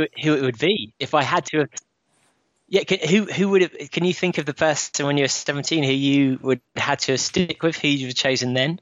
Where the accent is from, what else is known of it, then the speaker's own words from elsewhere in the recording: London, United Kingdom; me as as a Londoner